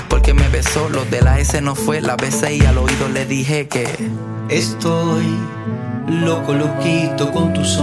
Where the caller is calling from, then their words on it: Santiago, Santiago Metropolitan Region, Chile; desde Santiago de Chile para la Radio Mandinga.